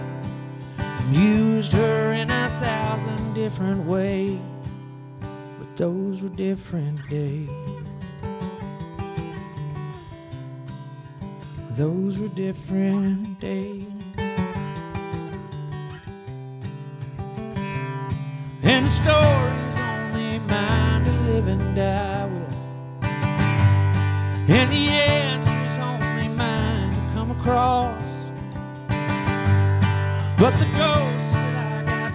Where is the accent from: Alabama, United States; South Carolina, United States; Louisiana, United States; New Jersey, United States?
Alabama, United States; where I grew up in Alabama